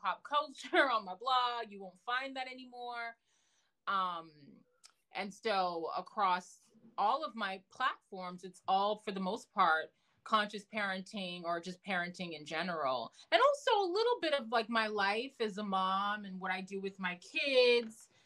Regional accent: Massachusetts, United States; also born or lived in New York; I had just moved from New York back to the, you know, where I grew up in Massachusetts

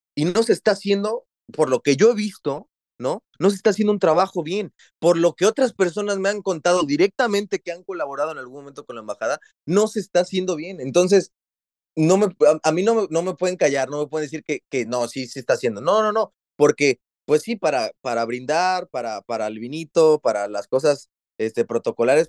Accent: Mexico; moved away as an adult; also born or lived in Xalapa, Veracruz; now in Dublin, Ireland; nos fuimos de México porque hay inseguridad

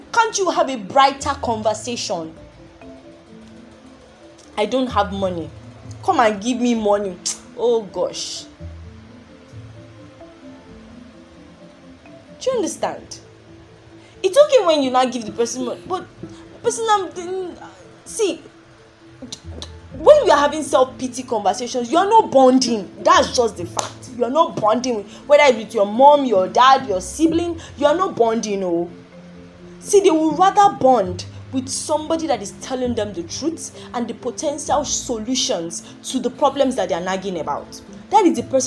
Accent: Nigeria; I'm from Nigeria

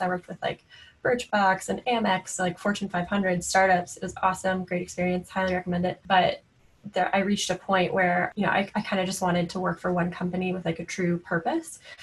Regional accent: Florida, United States; moved away; I grew up in Florida actually on a horse ranch

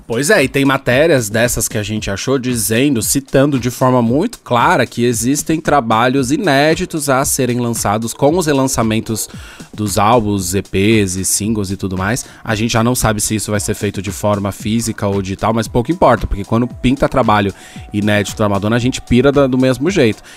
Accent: São Paulo, Brazil; eu sou, eu sou de São Paulo

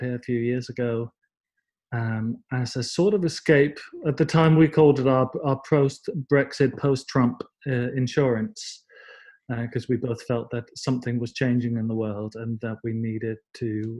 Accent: Denmark; I'm from Denmark, and as I said, grew up in the sort of early 80s

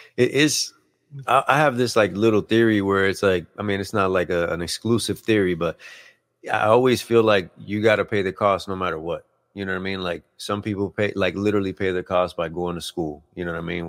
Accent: Puerto Rico; moved away; we're originally from Puerto Rico, like, I was born in Puerto Rico

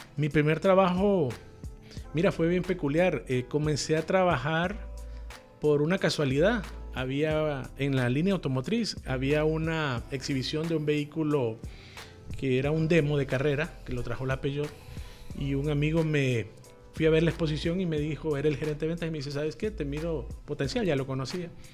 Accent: Tegucigalpa, Francisco Morazán, Honduras; yo nací en Tegucigalpa eh, hace 44 años y formé mi familia y todo en, el casco urbano, en puro Tegucigalpa

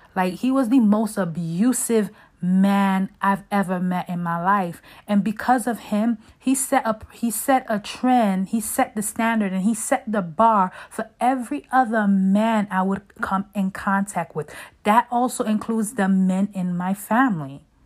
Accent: Brooklyn, New York, United States; growing up in Brooklyn, you know, I grew up seeing so much

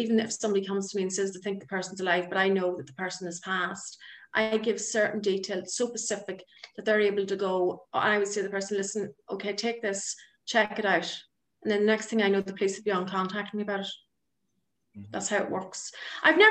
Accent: Ireland; moved away as an adult; now in Northern Ireland, United Kingdom; I'm originally from the Republic of Ireland

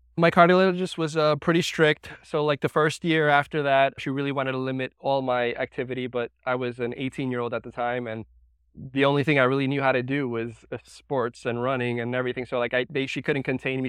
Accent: New York, United States; I was, uh, born and raised in New York

